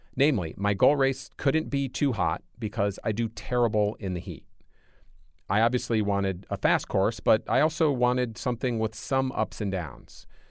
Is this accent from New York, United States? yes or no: no; Michigan, United States; moved away; I grew up in Michigan. My whole family still lives there